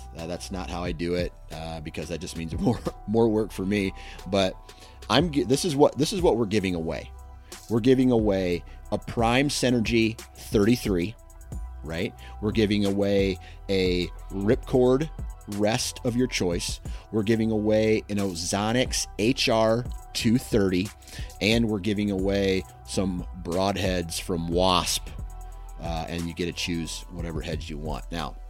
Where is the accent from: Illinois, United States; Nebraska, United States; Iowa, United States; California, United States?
Iowa, United States; I'm from Iowa, so it's just hard to really beat that elevation and just grind it out